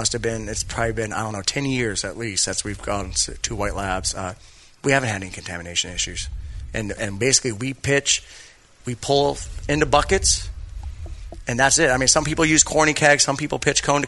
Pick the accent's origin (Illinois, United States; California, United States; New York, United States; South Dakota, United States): California, United States; Coronado; I grew up in Coronado